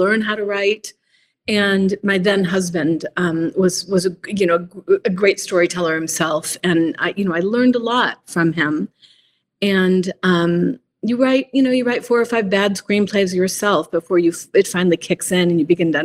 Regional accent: Idaho, United States; also born or lived in Italy / Washington, D.C. / San Francisco; I lived in Idaho. I went to high school here and did my undergrad here in part.

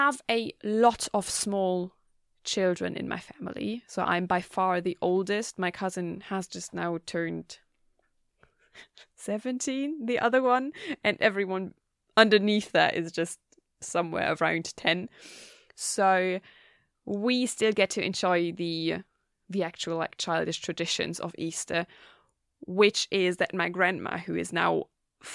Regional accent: Germany; now in Gothenburg, Sweden; I'm from Germany.

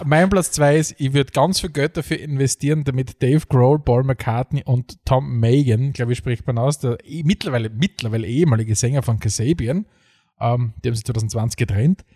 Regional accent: Eastern Styria, Austria; ich bin nicht aufgewachsen in der Oststeiermark und habe von Beginn an Avocados gekannt

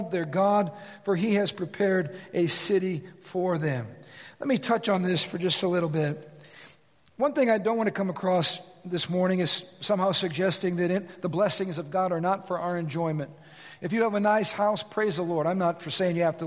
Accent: United States

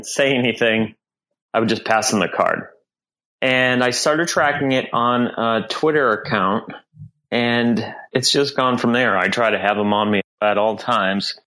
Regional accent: Southern New Hampshire, United States; now in Boston, United States; I grew up in New Hampshire

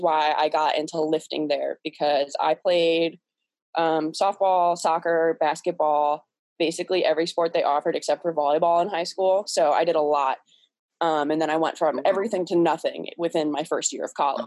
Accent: Cleveland, Ohio, United States; I'm from Cleveland, Ohio. Um, I've lived here my whole life

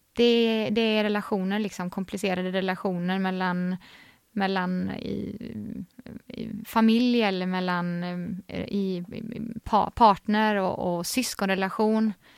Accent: Vänersborg, Västra Götaland, Sweden; Så där är jag född, upp, född och uppvuxen

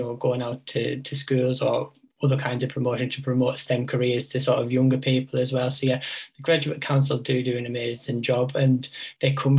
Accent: West Cumbria, North West England, United Kingdom; also born or lived in Newcastle; I grew up in West Cumbria and I moved to Newcastle and I was like, I'm never going to move back, and here I am.

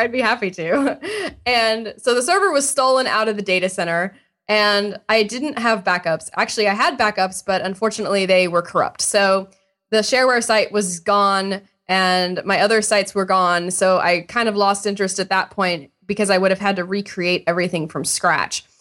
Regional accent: Indiana, United States; I grew up in Indiana, And I was in high school. I grew up in a small town

